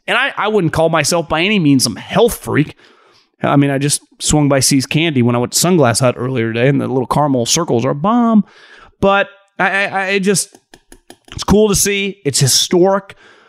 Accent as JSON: {"language": "English", "town": "Davis", "region": "California", "country": "United States", "tie": "born or raised there", "said": "I grew up in Davis, California."}